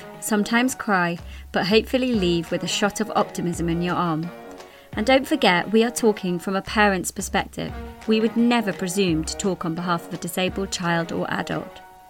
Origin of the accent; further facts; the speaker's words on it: Newcastle upon Tyne, North East England, United Kingdom; also born or lived in North London; now in London, United Kingdom; I'm from Newcastle. I live in North London, like Rena, with my two beautiful girlies, Olivia and Bea.